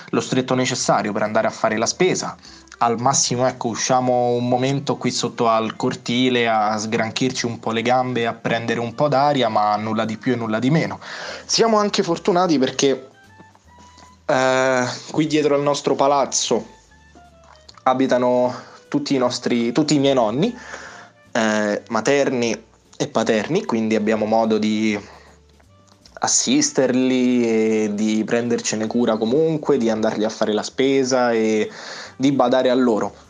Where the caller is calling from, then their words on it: Lazio, Italy; eh, paesino in eh, provincia di Roma. E mm, volevo dirvi, volevo aggiornarvi su com'è la situazione qui dalle mie parti